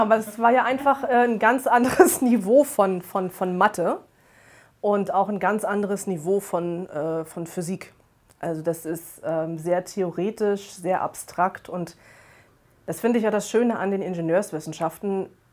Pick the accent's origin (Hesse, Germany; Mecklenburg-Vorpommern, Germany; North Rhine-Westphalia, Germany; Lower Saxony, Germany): Mecklenburg-Vorpommern, Germany; Rostock; Ich bin äh, am Wasser geboren und groß geworden. Also ursprünglich komme ich, komm ich aus Rostock ähm, Mecklenburg-Vorpommern, direkt an der Ostseeküste.